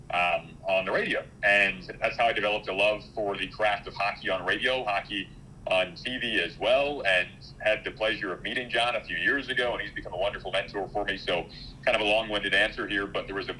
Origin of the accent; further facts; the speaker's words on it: Michigan, United States; moved away as an adult; also born or lived in Detroit; now in Chicago, United States; growing up in Michigan